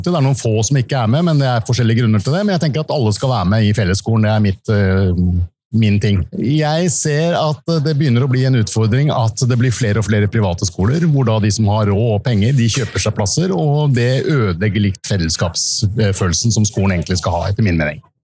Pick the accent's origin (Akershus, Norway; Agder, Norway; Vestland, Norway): Akershus, Norway; Nordre Follo; Jeg er fra Nordre Follo kommune og Nordre Follo gatekunst, og vi er nå på Arendalsuka.